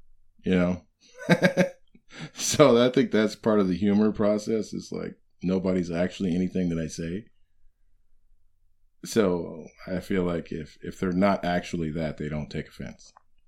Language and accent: English; Illinois, United States; Like, I'm from Illinois.